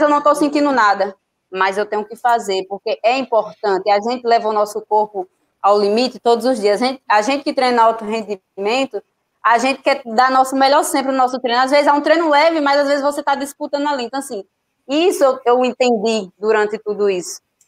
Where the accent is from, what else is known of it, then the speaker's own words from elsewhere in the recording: Juazeiro do Norte, Ceará, Brazil; now in Bahia, Brazil; eu sou cearense, que muita gente não sabe, eu moro aqui na Bahia, mas eu sou natural do Juazeiro do Norte